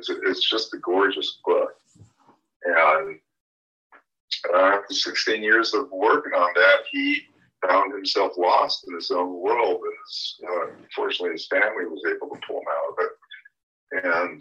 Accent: Berkeley, California, United States; I grew up in the area I'm living right now, Berkeley, California. And then my parents moved to Southern California.

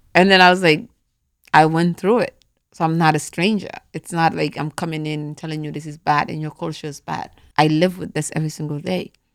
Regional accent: Gambia; moved away; also born or lived in Atlanta, Georgia, United States; growing up in the Gambia, right, every girl that was born in my family went through it

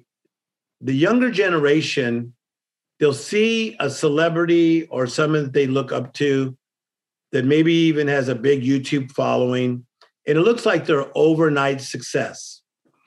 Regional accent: Compton, California, United States; I'm from Compton

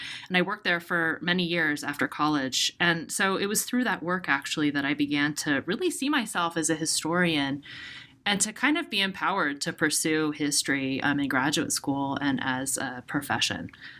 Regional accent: Seattle, Washington, United States; So I'm from Seattle, and my family has really long roots in the city. And growing up, you know, I was very aware of the experiences that my family had, which, you know, as Japanese Americans, my family was removed from the city, incarcerated.

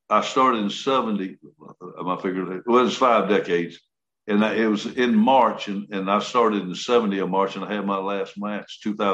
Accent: Columbus, United States; I'm going to put you in Columbus. I said, okay. Hit my hometown right here.

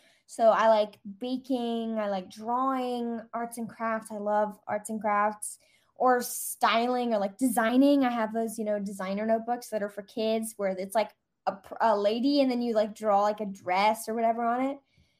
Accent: Singapore; also born or lived in Austria; now in Los Angeles, United States; But I'm Austrian, but I grew up in Singapore, which I said at the beginning.

